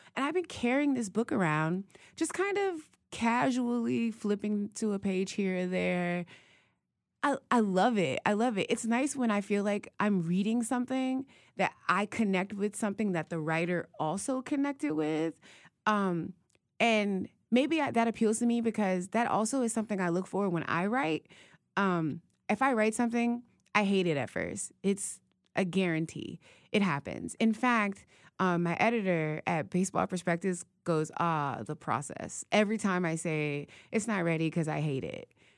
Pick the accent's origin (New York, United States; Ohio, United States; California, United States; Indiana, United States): Ohio, United States; Youngstown; moved away; growing up in Youngstown is you're halfway between Pittsburgh and Cleveland